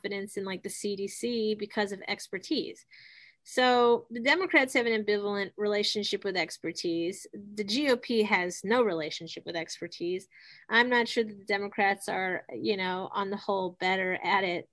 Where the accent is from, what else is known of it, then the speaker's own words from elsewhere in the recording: Ohio, United States; I'm from Ohio